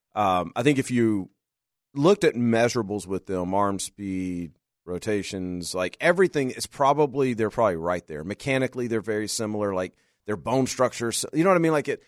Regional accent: Louisiana, United States; moved away; also born or lived in Arkansas; I grew up in Louisiana and Arkansas

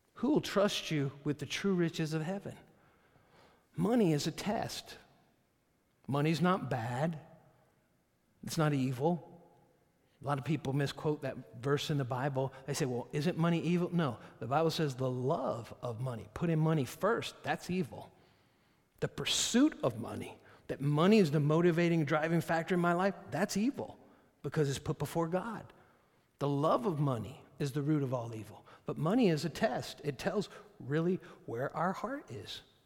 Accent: United States; I'm an American

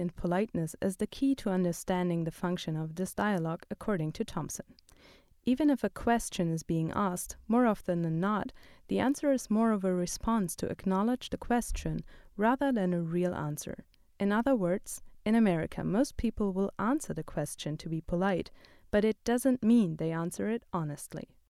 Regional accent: Germany; moved away as an adult; now in Athens, United States; In my home country, Germany

